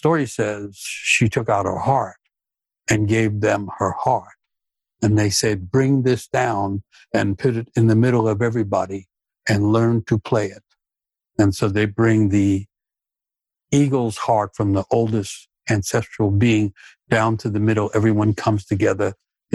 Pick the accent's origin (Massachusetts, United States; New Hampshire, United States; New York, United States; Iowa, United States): New York, United States; New York City; I grew up in New York City, Manhattan, and in the inner city